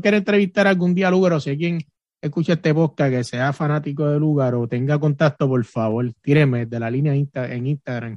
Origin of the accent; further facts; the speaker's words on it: Puerto Rico; moved away; soy de Puerto Rico